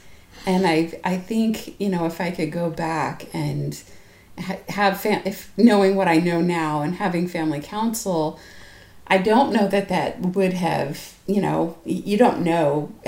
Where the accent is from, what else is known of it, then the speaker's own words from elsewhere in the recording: Florida, United States; we grew up in Florida